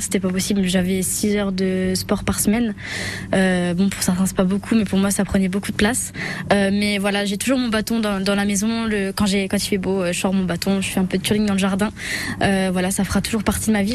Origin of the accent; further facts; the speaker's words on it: Sarreguemines, Grand Est, France; j'ai grandi ici, je suis née à Sarguemine